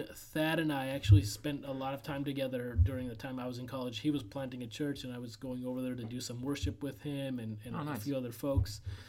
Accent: Lynn, Massachusetts, United States; also born or lived in Mexico; I was born in Mexico. They were kind of pioneer missionaries reverse. So I came to the U.S. As a missionary kid to the Latino American community in the mainly in the Lynn, Massachusetts, and Boston, Massachusetts

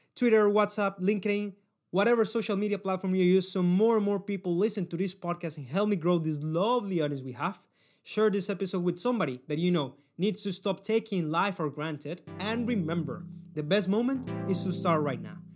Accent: Cali, Valle del Cauca, Colombia; I come from Cali City, and no, this is not Medellin

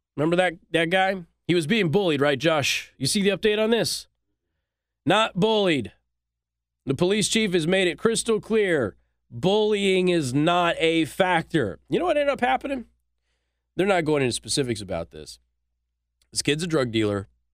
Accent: Southwest, United States; moved away; I'm from the Southwest.

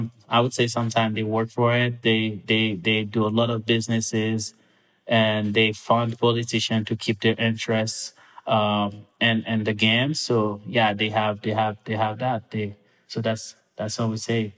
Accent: Mont-Louis, Haiti; moved away as an adult; also born or lived in Port-au-Prince, Haiti; now in United States; I grew up back in Mont-Louis, which is a coastal town, about a little bit over an hour north of Port-au-Prince

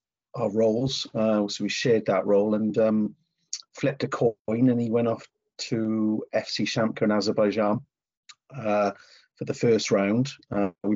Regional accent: Newport, Wales, United Kingdom; moved away as an adult; also born or lived in Bristol / Gloucester / London; I'm born and bred in Newport, Wales

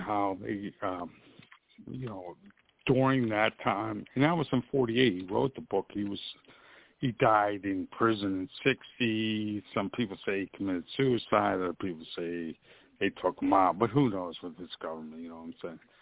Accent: Pittsburgh, Pennsylvania, United States; accent: East Coast; also born or lived in Florida; now in Orlando, United States; I'm originally from the Pittsburgh area

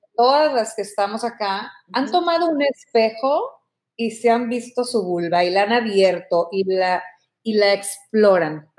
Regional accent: Mexico; yo te hablo como mexicana

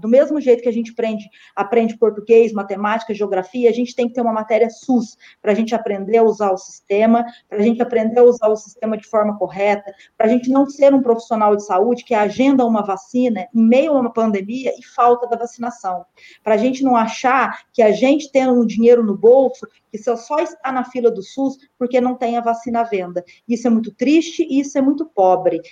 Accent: Guaxupé, Minas Gerais, Brazil; o município onde eu nasci, fui criada

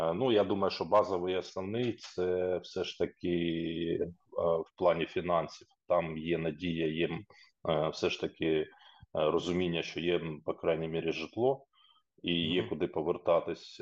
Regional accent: Popasna, Luhansk Oblast, Ukraine; moved away as an adult; Попасна, моє рідне місто, і там, де я фактично розпочинав Е, свій трудовий шлях і де я народився, жив

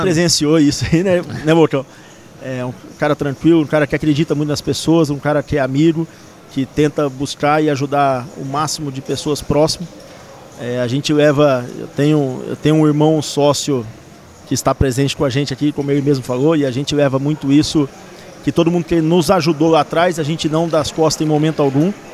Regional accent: Presidente Prudente, São Paulo, Brazil; Eu sou de Presidente Prudente

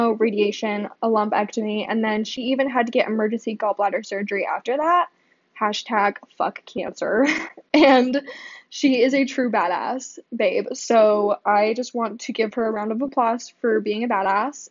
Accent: Boise, Idaho, United States; I was born and raised here in Boise

